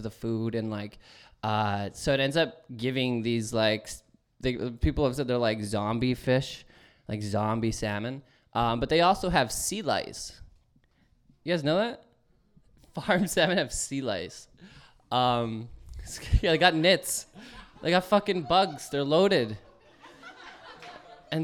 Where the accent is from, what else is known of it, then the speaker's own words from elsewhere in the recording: Cold Lake, Alberta, Canada; Cold Lake, which is where I'm from